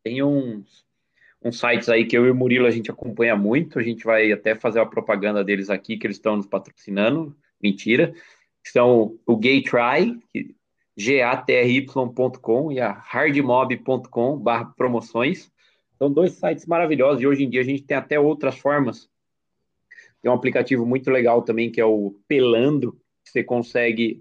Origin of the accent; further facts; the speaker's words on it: Brazil; eu sou brasileiro, patriota, cidadão de bem